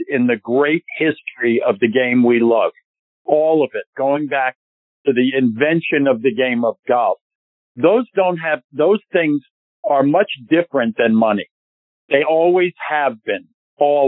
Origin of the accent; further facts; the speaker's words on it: New York, United States; I'm a New Yorker